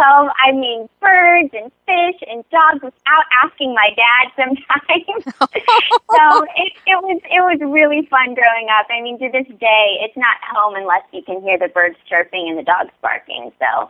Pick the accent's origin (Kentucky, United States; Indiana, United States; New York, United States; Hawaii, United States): Hawaii, United States; Kaneohe; now in Los Angeles, United States; the Castle Performing Arts Center in Kaneohe growing up on Oahu.